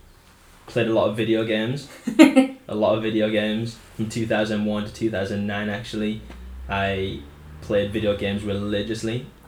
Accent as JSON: {"language": "English", "region": "Wales", "country": "United Kingdom", "tie": "born there", "lives_now": "Middlesbrough, United Kingdom", "said": "And I was born in Wales."}